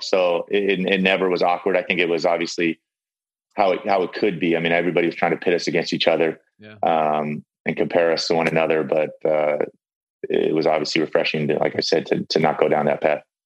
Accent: San Diego, California, United States; I'm from I'm from San Diego

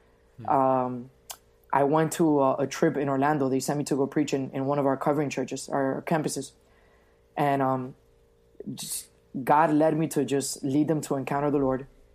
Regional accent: Venezuela; now in Miami, United States; Venezuela, which is my home country

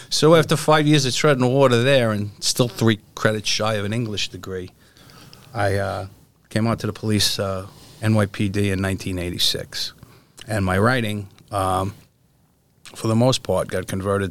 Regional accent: New York City, New York, United States; I'm a city kid born and raised in New York. Was born in Queens, on the Queens-Brooklyn border

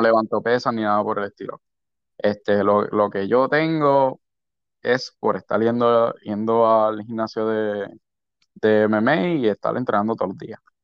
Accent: San Juan, Puerto Rico; De San Juan, nací criado en San Juan.

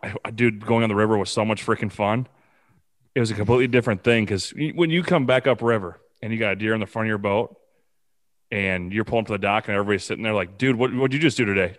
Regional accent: Preston, Iowa, United States; now in Bellevue, United States; I'm actually from Preston, Iowa. I live in Bellevue, Iowa now

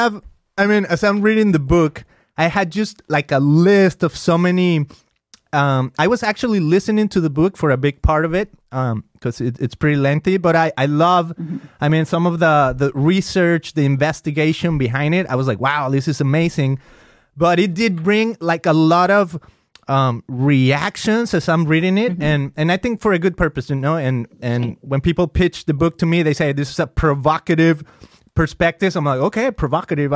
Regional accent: Mexico; first language Spanish; English is a second language; I grew up in Mexico

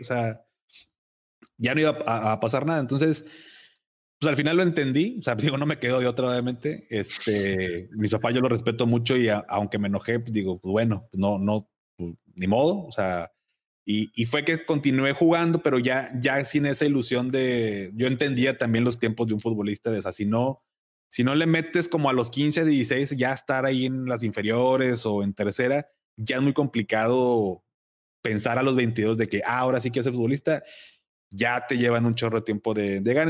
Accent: Monterrey, Nuevo León, Mexico; also born or lived in Navojoa, Sonora; yo nací aquí en Monterrey, pero muy chiquito nos fuimos a Navojoa por el trabajo de mi papá

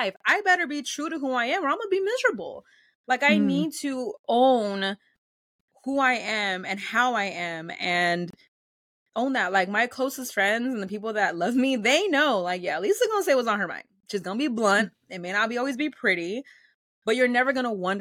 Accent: Los Angeles, California, United States; first language Spanish; English is a second language; also born or lived in Pasadena; being in LA and being in Los Angeles and growing up in California

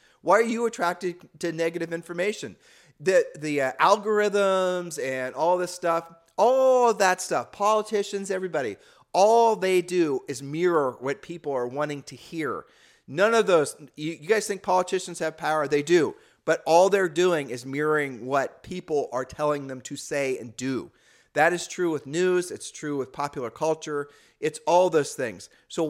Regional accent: Ohio, United States; people used to say that when we were growing up in Ohio.

